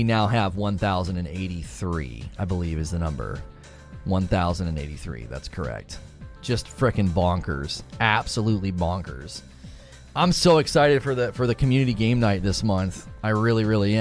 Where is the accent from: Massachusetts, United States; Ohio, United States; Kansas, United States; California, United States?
Ohio, United States; Canton; moved away; I'm originally from Ohio. My family's still up in Canton where I'm from